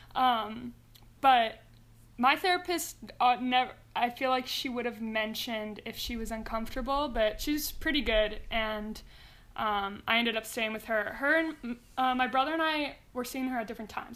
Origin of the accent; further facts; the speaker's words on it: Mountain View, California, United States; I was born and raised in Mountain View, California